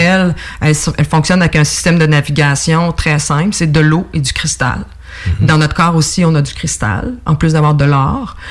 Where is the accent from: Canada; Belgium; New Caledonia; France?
Canada; Estrie, Quebec; moved away as an adult; also born or lived in Montreal; j'habite euh, plutôt l'Estrie maintenant